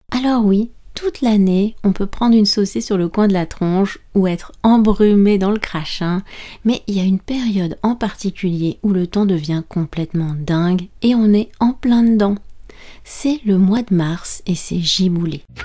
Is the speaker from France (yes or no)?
yes; France; je suis française